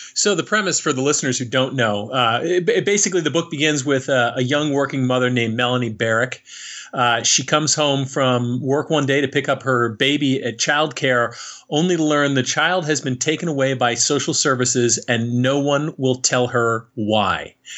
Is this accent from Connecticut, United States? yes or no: yes; Connecticut, United States; moved away as an adult; also born or lived in Newark, New Jersey; I'm a kid from Connecticut, right? Uh, a, a nice, namby pamby white suburb